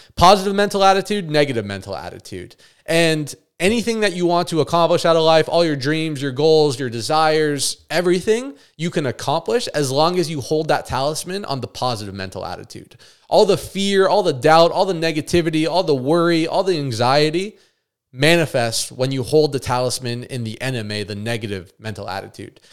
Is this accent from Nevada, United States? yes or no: yes; Las Vegas, Nevada, United States; moved away as an adult; I actually physically moved away from my hometown, Vegas